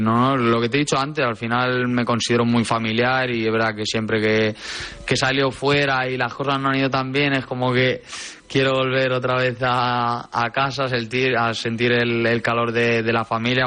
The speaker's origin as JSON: {"language": "Spanish", "country": "Spain", "said": "en España, en ciertos lugares, somos muy críticos"}